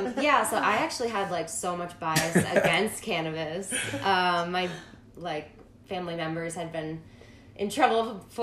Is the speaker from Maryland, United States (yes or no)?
no; Massachusetts, United States; I'm from the East Coast. I'm from Massachusetts.